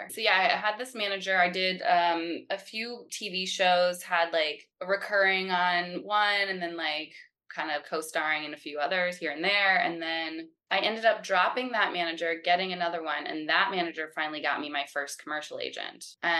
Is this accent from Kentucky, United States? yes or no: yes; Louisville, Kentucky, United States; born there; also born or lived in North Carolina / Florida / Pennsylvania; now in New York City, United States; I was born in Kentucky. I was born in Louisville, Kentucky, but I moved around a lot. So I lived in North Carolina, Florida, Pennsylvania. And then I moved to New York City when I turned 18